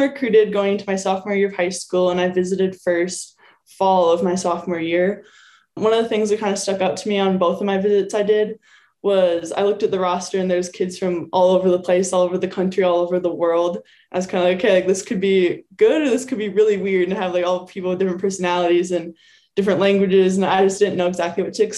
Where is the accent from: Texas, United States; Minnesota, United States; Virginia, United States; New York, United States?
Minnesota, United States; Medina; moved away; also born or lived in Wayzata, Minnesota; everyone here knows me from being from Medina, Minnesota. But if you're from Minnesota, I don't say I'm from Medina because no one knows where that is. I say I'm from Wayzata because that's where I went to high school.